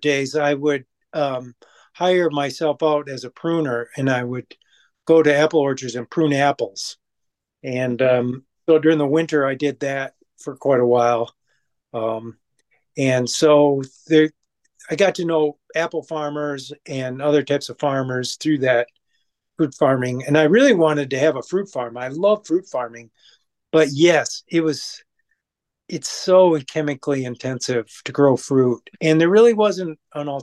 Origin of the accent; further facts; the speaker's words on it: Saginaw, Michigan, United States; now in Kalamazoo, United States; I'm originally from Saginaw, Michigan, and my father and a partner of his had, we had two farms, Christmas tree farms.